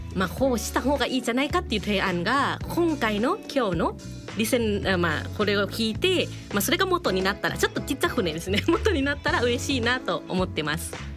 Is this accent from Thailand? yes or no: yes; Thailand; now in Japan